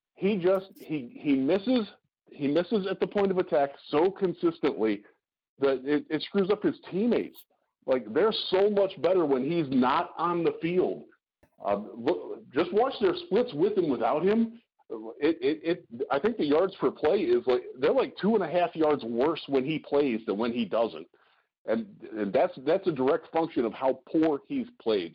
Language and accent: English; Cleveland, Ohio, United States; I'm from, I'm from Cleveland